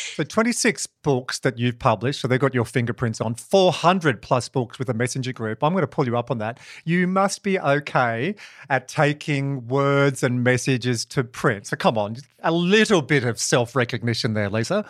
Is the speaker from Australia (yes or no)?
yes; Dubbo, New South Wales, Australia; I'm from Dubbo, or I finished school in Dubbo